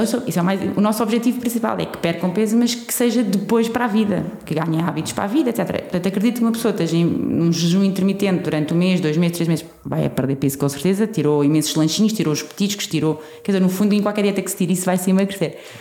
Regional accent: Portugal; somos portugueses

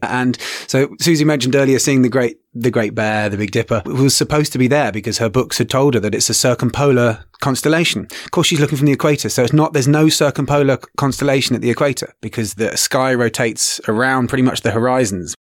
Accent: England, United Kingdom; now in Kenya; originally from England. I now also am in Kenya

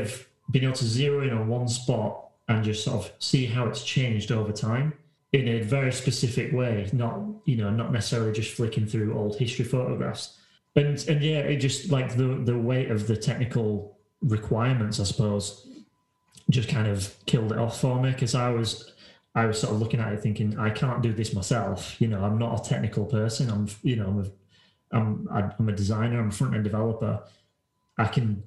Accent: Halifax, Yorkshire and the Humber, United Kingdom; I was walking around my hometown, which is Halifax, if people don't know, and it's an old town

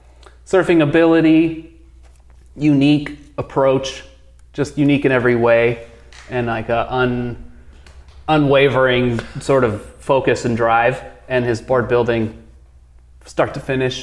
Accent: Los Angeles, California, United States; moved away as an adult; also born or lived in San Diego; now in Santa Cruz, United States; I'm from Los Angeles.

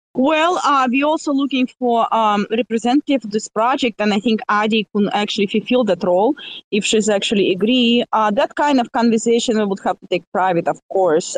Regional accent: Russia; accent: Russian; my russian accent

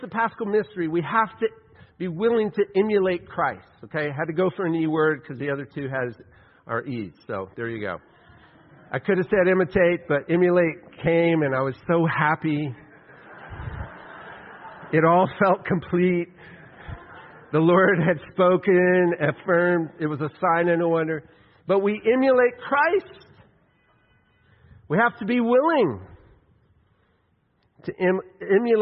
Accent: West Texas, United States; I grew up in West Texas

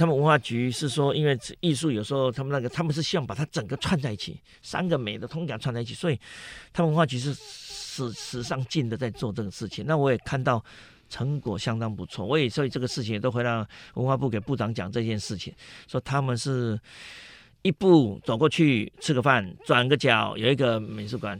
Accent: Tainan, Taiwan; now in Taipei, Taiwan; 我台南人，我台南人，我回不去啊，我这一直在台北啊，

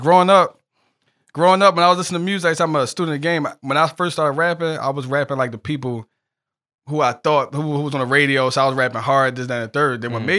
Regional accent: Philadelphia, Pennsylvania, United States; I'm from North Philly.

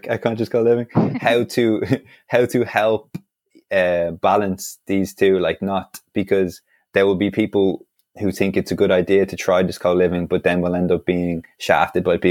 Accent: Dublin, Leinster, Ireland; I was born and raised in Dublin

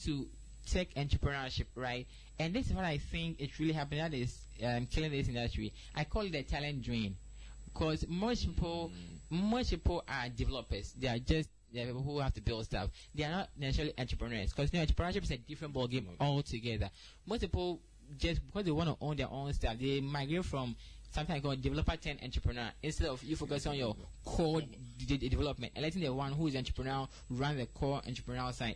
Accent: Ghana; I'm a Ghanaian

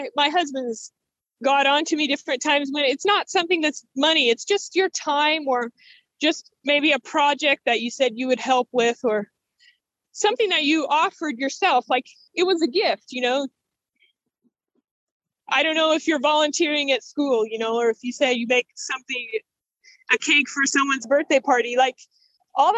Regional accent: South Louisiana, United States; moved away as an adult; now in Port-au-Prince, Haiti; I grew up in South Louisiana

